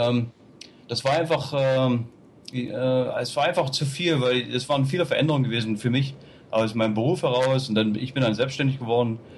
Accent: East Germany, Germany; ich bin in der DDR aufgewachsen und dann nach der Wende, ich wollte einfach was Neues erleben

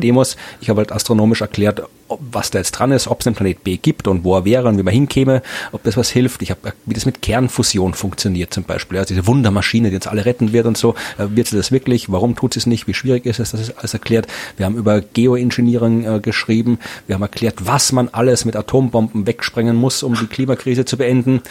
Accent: Krems, Lower Austria, Austria; in Krems, meiner Heimatstadt

